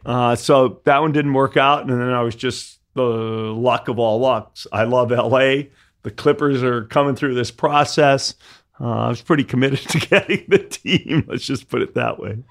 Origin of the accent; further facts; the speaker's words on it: Detroit, Michigan, United States; moved away; I grew up in Detroit